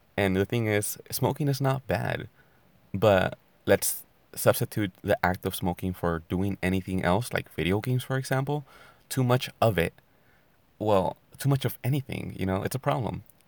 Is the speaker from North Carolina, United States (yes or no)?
no; California, United States; I'm from California